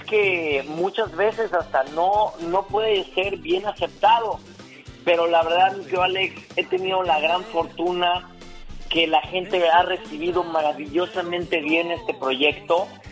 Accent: Mexico City, Mexico; yo soy de la Ciudad de México, originario de la Ciudad de México

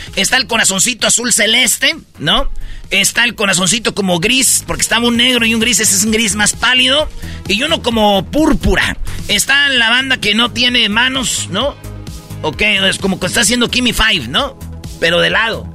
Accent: Jiquilpan, Michoacán, Mexico; Allá en Michoacán, ahí en mi pueblo, en Jiquilpan

